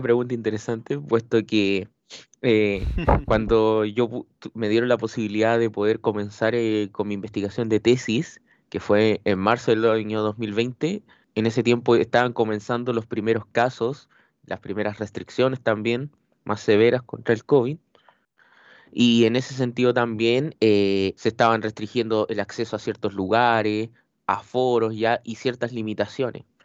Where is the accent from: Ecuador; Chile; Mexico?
Chile